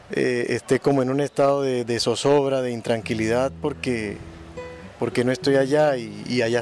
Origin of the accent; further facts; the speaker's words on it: San Cristóbal, Táchira, Venezuela; now in Bucaramanga, Colombia; Soy venezolano, nacido en San Cristóbal, estado Táchira. Actualmente Vivo en Bucaramanga, Santander.